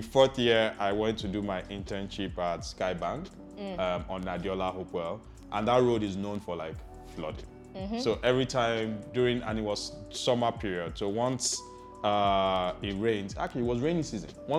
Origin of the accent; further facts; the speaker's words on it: Lagos, Nigeria; I was born in Lagos, born in Apapa, but grew up on Allen most of my life, all of my life actually